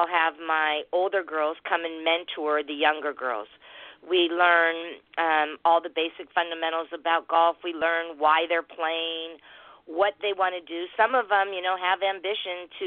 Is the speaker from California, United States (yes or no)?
yes; San Diego, California, United States; I was from San Diego.